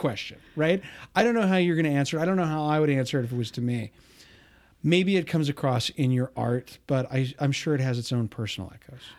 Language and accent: English; United States; also born or lived in Spain; I hadn't been growing up in the United States